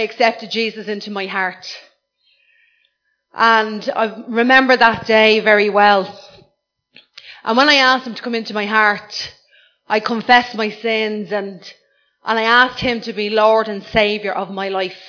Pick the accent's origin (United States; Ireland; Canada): Ireland; I'm Irish